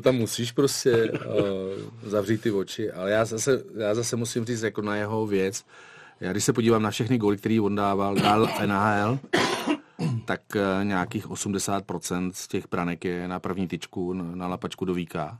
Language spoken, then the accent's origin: Czech; Liberec, Liberec Region, Czechia; moved away as an adult; also born or lived in Bruntál / Beroun; now in Kuwait; já jsem vlastně se narodil v Bruntále a mm, já jsem dělal lyžování do té první círy než jsme se pak odstěhovali do Liberce